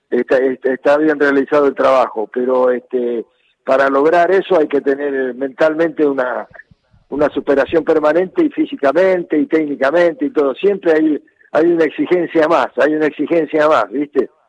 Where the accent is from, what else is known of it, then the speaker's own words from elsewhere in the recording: Godoy Cruz, Mendoza, Argentina; Este, y en eh, Mendoza, futbolísticamente, yo vivía eh, vivía jugando en el potrero y, nací